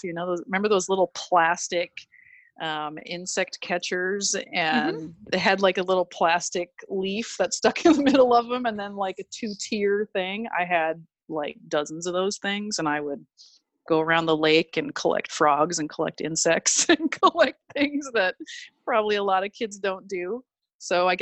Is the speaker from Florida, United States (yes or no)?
no; Minnesota, United States; now in California, United States; growing up in Minnesota